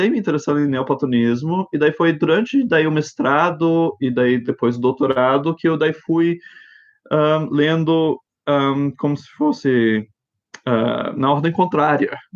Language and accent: Portuguese; Brasília, Federal District, Brazil; also born or lived in Japan / United States; eu cresci no exterior, um, eh, em Japão e nos Estados Unidos, e, e daí eu voltei para... Um, nasci em Brasília, mas saímos quando eu tinha um ano, e daí quando voltamos, eu tinha oito anos de idade, e ficamos lá 14 anos.